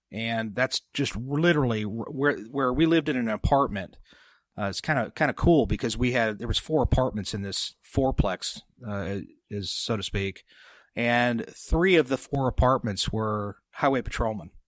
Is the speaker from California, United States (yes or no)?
yes; San Jose, then Sutter Creek area, California, United States; I was born in San Jose, California